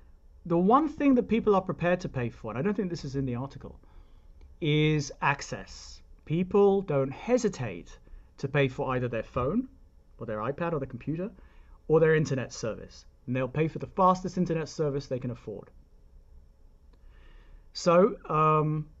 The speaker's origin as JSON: {"language": "English", "country": "United Kingdom", "moved": "yes", "lives_now": "United States", "said": "I'm British, and therefore I grew up believing that it's not a bad thing"}